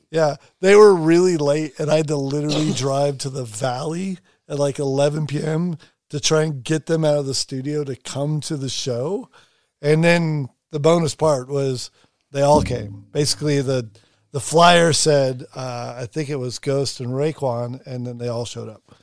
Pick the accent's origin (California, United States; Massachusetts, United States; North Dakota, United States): California, United States; Long Beach; I grew up in Southern California. I wasn't, I was in Long Beach